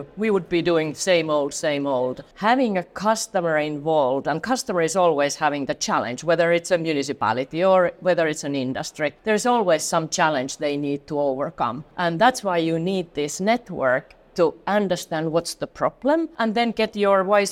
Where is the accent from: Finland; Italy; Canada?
Finland; moved away as an adult; now in Atlanta, United States; I'm a Finn from Finland.